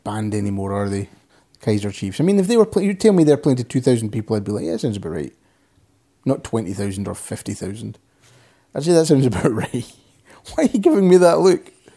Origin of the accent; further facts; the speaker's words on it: Scotland, United Kingdom; accent: soft Scottish; I'm Scottish